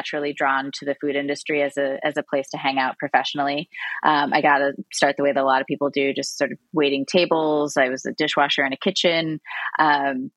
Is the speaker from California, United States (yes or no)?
no; Illinois, United States; moved away as an adult; also born or lived in Boston / Brooklyn; moving back to my home state of Illinois and settling in Chicago